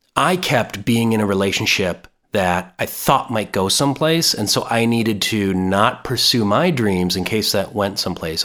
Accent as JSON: {"language": "English", "region": "Minnesota", "country": "United States", "tie": "born or raised there", "said": "I'm born and raised in Minnesota"}